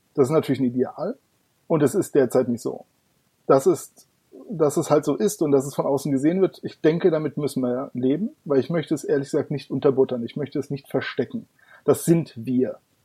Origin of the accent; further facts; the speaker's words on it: Darmstadt, Hesse, Germany; Ich komme aus Darmstadt. Das liegt im schönen Hessen.